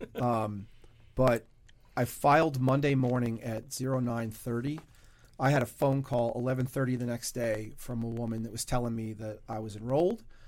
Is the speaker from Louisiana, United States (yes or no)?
yes; Louisiana, United States; I was born in Louisiana.